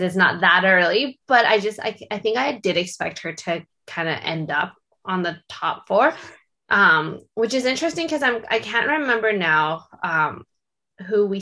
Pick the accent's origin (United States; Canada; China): Canada; Being Canadian, I do know what this scene is like in Canada